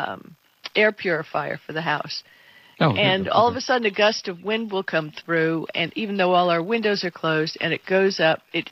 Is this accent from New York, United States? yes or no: no; Miami, Florida, United States; I grew up in Miami